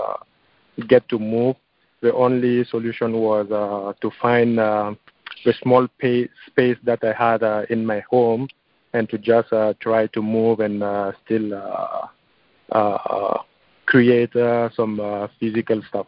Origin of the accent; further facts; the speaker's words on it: Burkina Faso; now in Los Angeles, United States; my home country of Burkina Faso